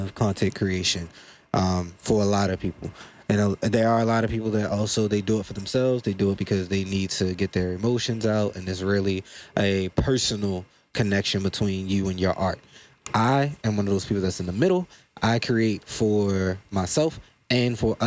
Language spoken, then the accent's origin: English; Baltimore, Maryland, United States; I'm from Baltimore